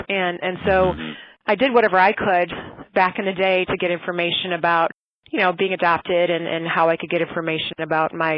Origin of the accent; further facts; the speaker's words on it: Racine, Wisconsin, United States; I was raised mostly in Racine, Wisconsin